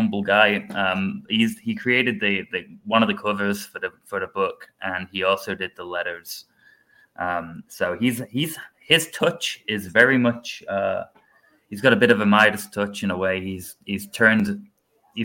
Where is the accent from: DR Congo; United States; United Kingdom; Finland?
United Kingdom; England; moved away; I'm not American. I'm not yet, at least. I'm English.